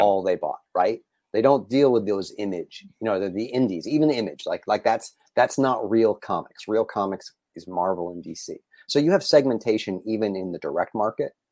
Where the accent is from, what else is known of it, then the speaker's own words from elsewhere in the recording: New England, United States; now in Los Angeles, United States; I grew up in New England, So, I'm a New England sports fan.